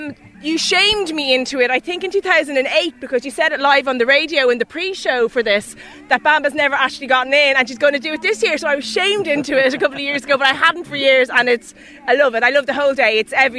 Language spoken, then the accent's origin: English; Kells, County Meath, Ireland; Kells, County Meath.